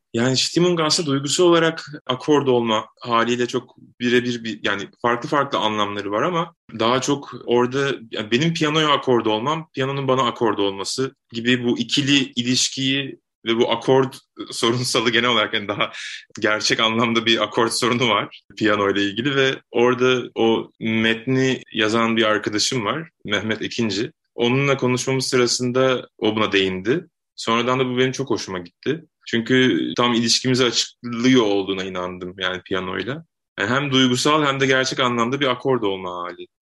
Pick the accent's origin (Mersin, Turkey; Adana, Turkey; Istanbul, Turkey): Adana, Turkey; ben Adana'da doğdum, büyüdüm